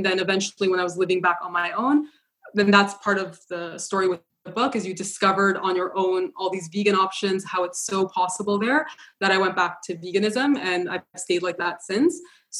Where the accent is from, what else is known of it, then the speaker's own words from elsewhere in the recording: Ontario, Canada; No, I was born in Canada.